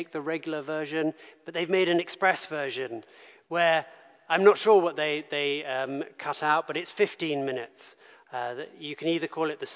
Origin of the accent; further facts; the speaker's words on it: London, United Kingdom; I grew up in London